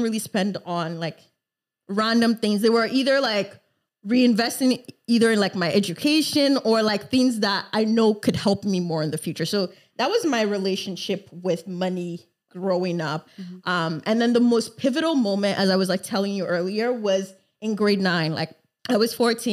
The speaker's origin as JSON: {"language": "English", "country": "Canada", "tie": "born or raised there", "also_born_or_lived": "Lagos, Nigeria / Montreal, Canada", "said": "I lived 9 years of my life first in Nigeria in Lagos. Mm-hmm. And then moved to Canada in 2007"}